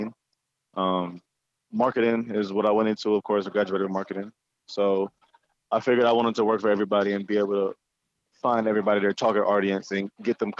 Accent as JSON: {"language": "English", "town": "Cleveland Heights", "region": "Ohio", "country": "United States", "tie": "born or raised there", "also_born_or_lived": "Jamaica / Toledo, Ohio", "said": "I moved here at the age of 5 in 97. Grew up in the Cleveland Heights area"}